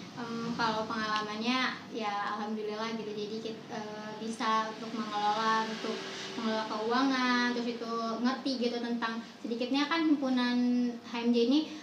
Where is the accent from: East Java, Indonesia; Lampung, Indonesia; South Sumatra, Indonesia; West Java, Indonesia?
Lampung, Indonesia; moved away as an adult; now in Bandung, Indonesia; kalau aku aslinya dari Lampung